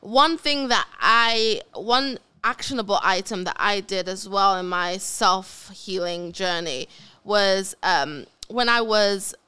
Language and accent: English; United Kingdom; accent: British; my British accent